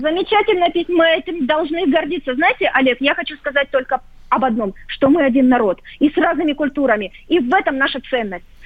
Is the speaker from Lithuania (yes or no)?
no; Ukraine; я коренная украинка, но я русская украинка